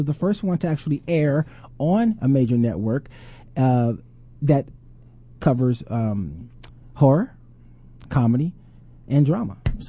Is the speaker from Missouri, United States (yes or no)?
no; Houston, Texas, United States; I'm actually born and raised in Houston, Texas.